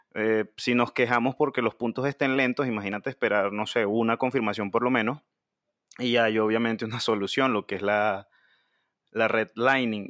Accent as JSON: {"language": "Spanish", "country": "Venezuela", "said": "nosotros como venezolanos, como bitcoiner venezolanos"}